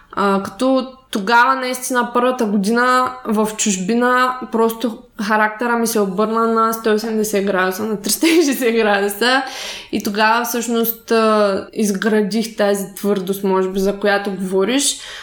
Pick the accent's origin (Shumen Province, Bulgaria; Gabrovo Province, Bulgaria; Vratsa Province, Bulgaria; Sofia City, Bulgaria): Shumen Province, Bulgaria; аз съм от Шумен